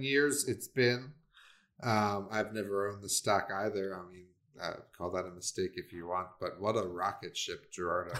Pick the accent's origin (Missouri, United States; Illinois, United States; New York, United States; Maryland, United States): Maryland, United States; moved away; my hometown and back in Maryland, you know, I just wanted to see in the small little two one nine two one zip code where I grew up